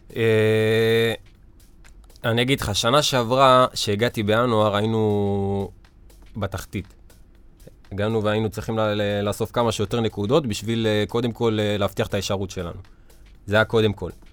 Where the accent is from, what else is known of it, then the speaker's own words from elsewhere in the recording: Ashkelon, Southern District, Israel; כשהיינו בליגת העל באשקלון